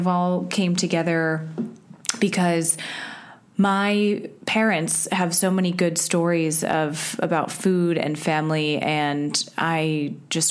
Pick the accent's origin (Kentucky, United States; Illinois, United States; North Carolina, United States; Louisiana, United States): Illinois, United States; Winnetka; I grew up in Chicago, outside of the city, in a little suburb called Winnetka